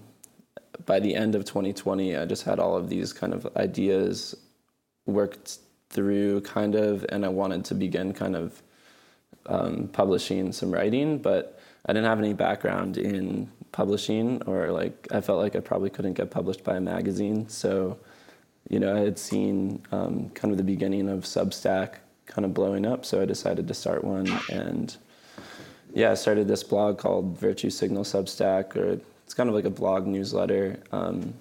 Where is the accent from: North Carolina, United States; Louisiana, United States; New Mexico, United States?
New Mexico, United States; Albuquerque; I'm from Albuquerque, New Mexico, and I live here still